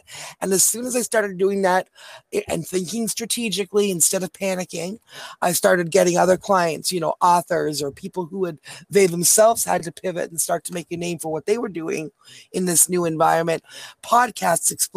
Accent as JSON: {"language": "English", "country": "Canada", "said": "We're from Canada. So we're over the border"}